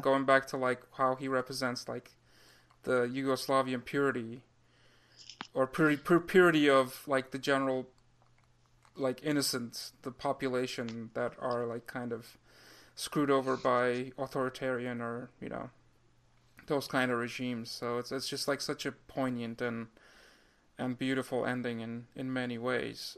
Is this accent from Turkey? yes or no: yes; Turkey; moved away; when I was growing up in Turkey